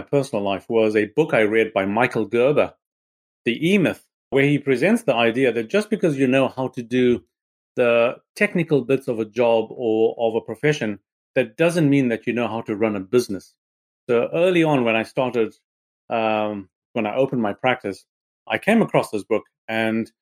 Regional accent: Harare, Zimbabwe; moved away as an adult; now in Salisbury, United Kingdom; I was born in Harare in Zimbabwe

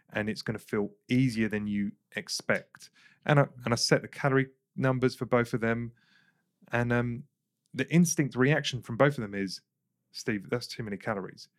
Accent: England, United Kingdom; I grew up in England

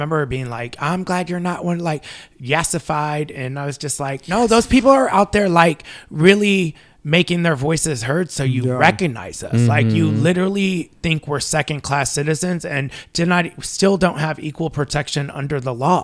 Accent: Long Beach, California, United States; I grew up in Long Beach

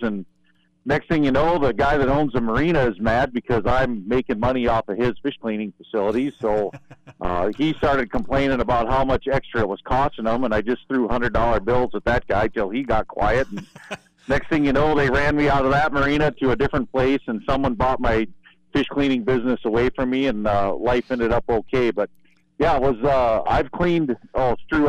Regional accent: Ohio, United States; moved away as an adult; also born or lived in North Dakota; now in Devils Lake, United States; I was born and raised in Ohio. Uh, moved to North Dakota in 1996

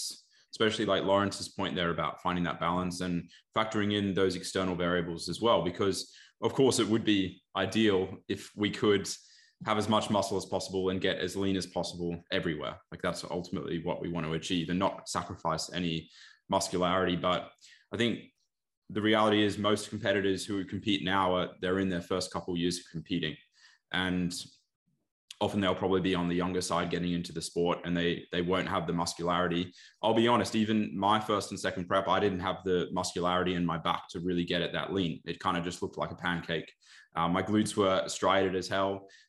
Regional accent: Australia; as Aussie athletes, where the primary federation is ICN

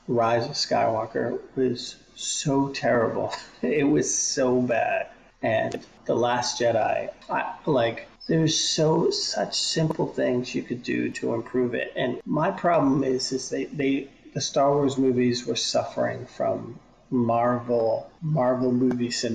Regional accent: Boston, Massachusetts, United States; I'm from Boston, so if I hear a Boston accent in space, I have a problem with it

